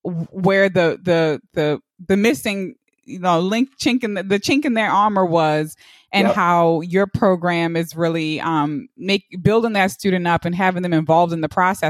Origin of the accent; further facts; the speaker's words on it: Baltimore, Maryland, United States; we're from Baltimore City.